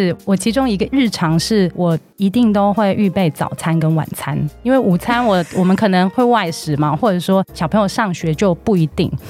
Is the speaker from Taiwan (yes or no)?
no; Hong Kong; moved away; 我是一个全职妈妈，我有两个男孩，一个五岁，一个九岁。那我其实是香港人，我之前在香港担任广告创意的工作七年。